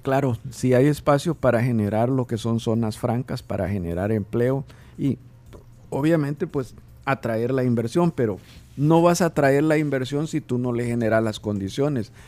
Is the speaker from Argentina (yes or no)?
no; El Salvador; nosotros como salvadoreños